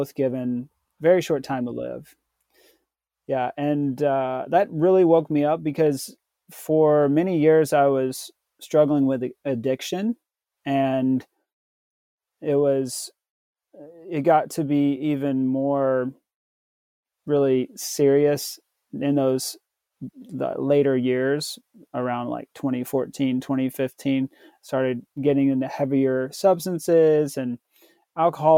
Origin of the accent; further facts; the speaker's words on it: Tennessee, United States; I was born in the South in Tennessee. So I grew up Southern Baptist.